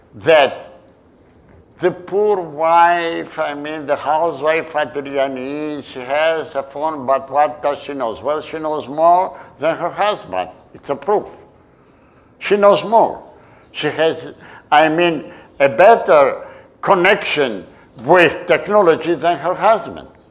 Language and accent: English; Istanbul, Turkey; moved away; the island where I was born in Turkey, in Istanbul, and I grew up. Halki, the Turkish name is Heybeliada